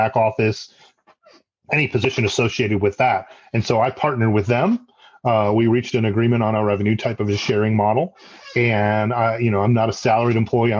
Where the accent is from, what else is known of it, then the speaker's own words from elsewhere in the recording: Detroit, Michigan, United States; now in Raleigh, United States; I'm originally from Detroit, Michigan. I live in the Raleigh, North Carolina area